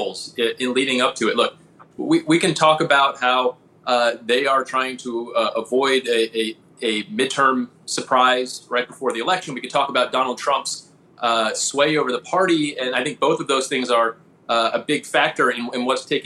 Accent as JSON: {"language": "English", "region": "Georgia", "country": "United States", "said": "particularly in Georgia, my home state"}